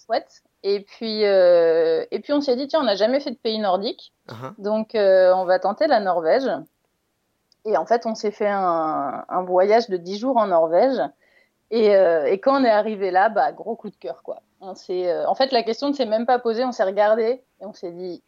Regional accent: Ardennes, Grand Est, France; moved away as an adult; also born or lived in Paris; now in Tønsberg, Norway; je suis originaire des Ardennes, donc j'ai quand même grandi à la campagne.

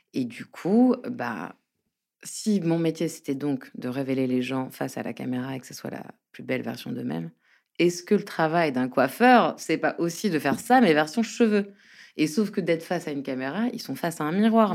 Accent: Paris, Île-de-France, France; also born or lived in Brittany; je suis parisienne mais bretonne d'origine

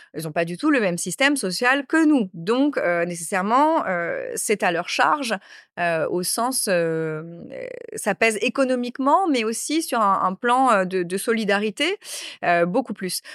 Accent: Créteil, Île-de-France, France; also born or lived in Corsica / Bastia; d'où je viens, j'ai grandi à Créteil, à Paris.

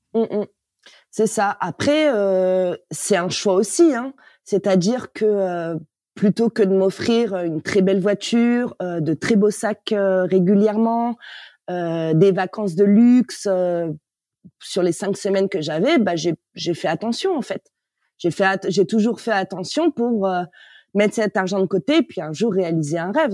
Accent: Paris, Île-de-France, France; moved away as an adult; Je suis née à Paris. J'ai grandi en banlieue

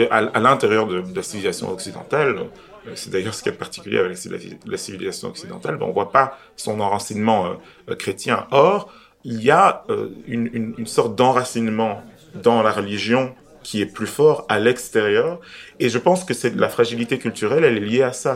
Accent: Belgium; en tant que Belge d'origine étrangère

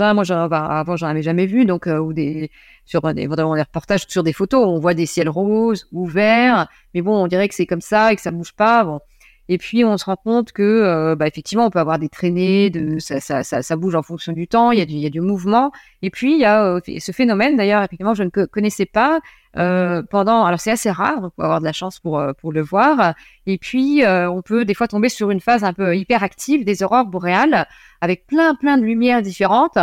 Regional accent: Lorraine, Grand Est, France; also born or lived in near Nancy; je suis originaire de Lorraine. j'habite toujours en Lorraine. non, je suis près de Nancy, mais au départ, je viens d'une petite ville euh, euh, près du Luxembourg, dans une ville industrielle

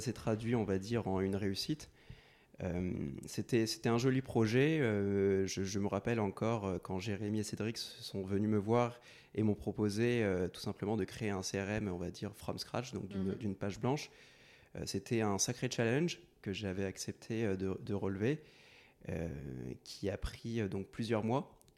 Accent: Courbevoie, Île-de-France, France; je, vis à Courbevoie depuis ma tendre enfance

